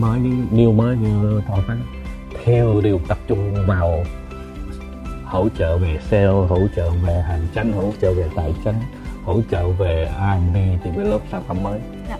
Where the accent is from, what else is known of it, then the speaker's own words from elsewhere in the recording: Vietnam; mình là người Việt Nam